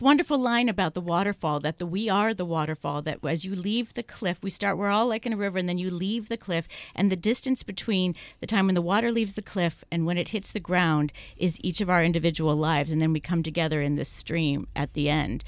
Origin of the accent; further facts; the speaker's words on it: San Francisco, California, United States; I'm from San Francisco